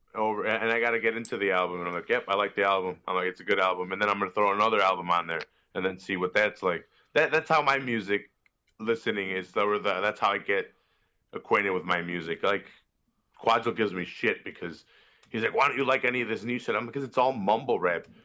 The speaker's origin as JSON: {"language": "English", "town": "Chicago", "region": "Illinois", "country": "United States", "said": "I'm from Chicago"}